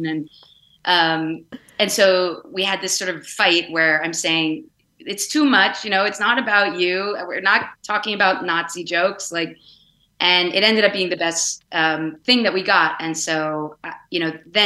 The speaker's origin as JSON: {"language": "English", "region": "Vermont", "country": "United States", "tie": "born or raised there", "moved": "yes", "said": "I grew up in Vermont"}